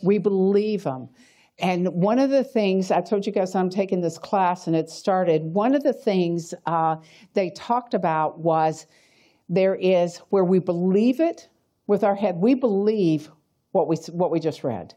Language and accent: English; Atlanta, Georgia, United States; moved away as an adult; also born or lived in Tennessee; I'm from Atlanta